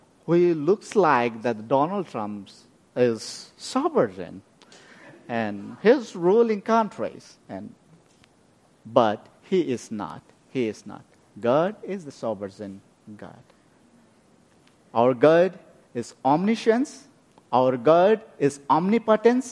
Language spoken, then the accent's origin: English; West Bengal, India; moved away; also born or lived in Bhutan / Nepal; I born in Bhutan, and very much I grew up in India